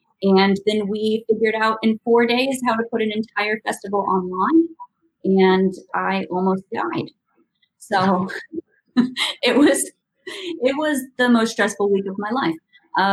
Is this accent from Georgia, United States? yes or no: no; St. Louis, Missouri, United States; now in Nelson, New Zealand; I started out in St. Louis, and then I moved overseas, and I never went home. And now I live in Nelson in New Zealand